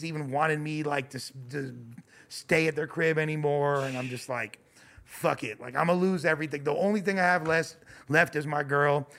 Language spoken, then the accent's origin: English; Los Angeles, California, United States; I grew up right near you. I'm from West LA.